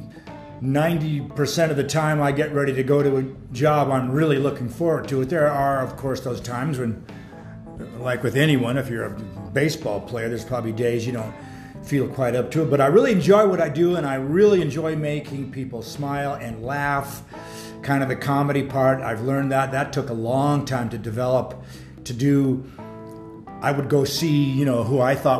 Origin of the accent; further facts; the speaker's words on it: San Francisco, California, United States; moved away as an adult; also born or lived in Santa Rosa, California; now in Bigfork, United States; I was born in San Francisco.